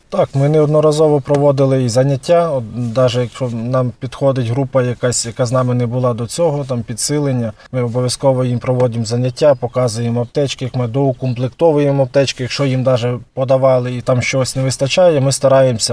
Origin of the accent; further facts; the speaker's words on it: Tsuman, Volyn Oblast, Ukraine; я сам з СМТ Цумань